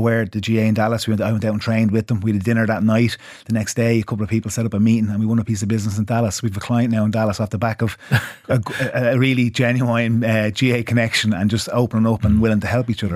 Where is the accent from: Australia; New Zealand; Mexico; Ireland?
Ireland; being Irish